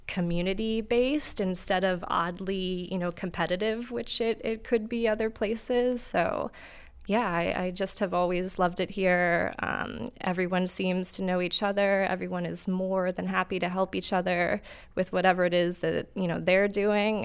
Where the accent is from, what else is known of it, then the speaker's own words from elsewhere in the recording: New York, United States; also born or lived in San Antonio, Texas; now in Akron, United States; I grew up in New York